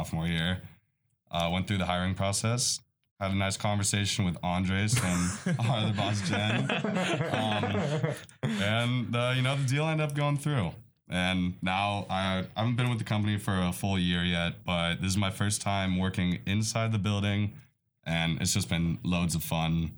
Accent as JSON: {"language": "English", "town": "Lake Oswego", "region": "Oregon", "country": "United States", "tie": "born or raised there", "also_born_or_lived": "Bay Area, California", "said": "growing up in Lake Oswego, I played a lot of sports"}